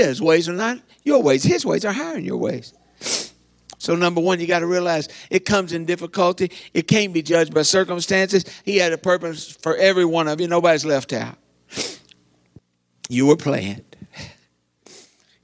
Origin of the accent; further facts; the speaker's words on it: Eastern Kentucky, United States; I'm from Eastern Kentucky